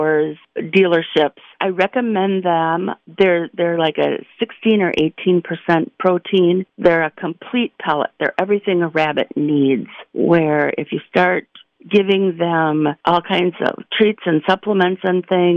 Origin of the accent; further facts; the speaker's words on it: Trumbull County, Ohio, United States; I'm from Trumbull County